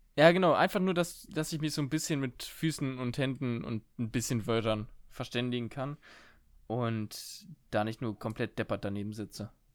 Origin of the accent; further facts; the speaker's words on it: Germany; als Deutsche mit unserem, äh, mit unseren 5, 6, 7 Jahren äh, Englisch in der Schule